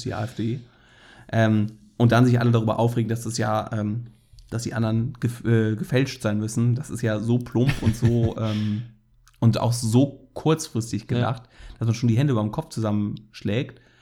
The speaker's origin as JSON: {"language": "German", "region": "Rhineland", "country": "Germany", "said": "als Rheinländer"}